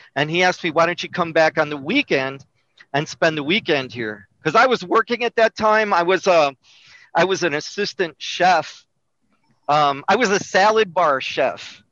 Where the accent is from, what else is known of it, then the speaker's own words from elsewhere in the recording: Melrose Park, Illinois, United States; I was born in Melrose Park, which is a suburb of Chicago